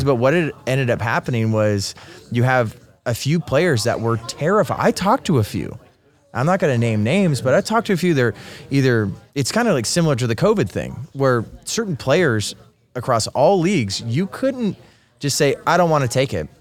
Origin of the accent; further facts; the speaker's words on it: Bay Area, California, United States; moved away as an adult; also born or lived in Rancho Cucamonga, California / San Jose, California; now in Arizona, United States; moved up to San Jose because I was born in the Bay Area